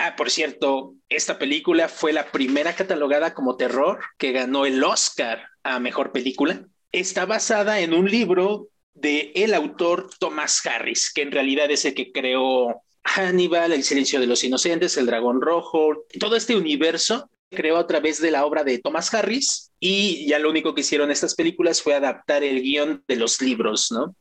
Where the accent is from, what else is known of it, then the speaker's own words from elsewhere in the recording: Mexico; also born or lived in Mexico City; dentro de mi contexto mexicano, me siento muy identificado